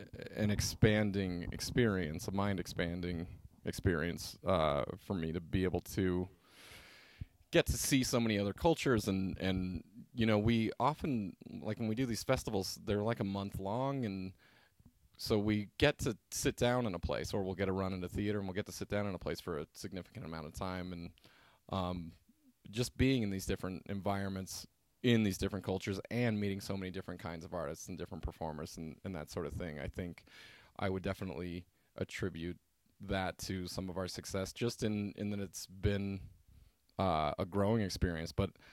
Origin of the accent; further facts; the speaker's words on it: Albuquerque, New Mexico, United States; it's a really interesting place to have grown up